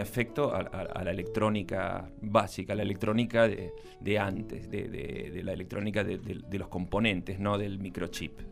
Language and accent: Spanish; Buenos Aires, Argentina; Yo nací el primero de abril de 1963 en Buenos Aires.